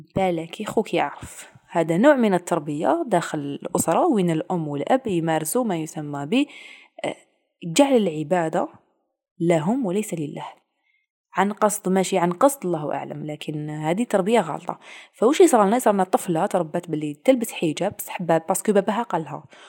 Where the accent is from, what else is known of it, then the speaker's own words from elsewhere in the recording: Algeria; وحنايا جزائريين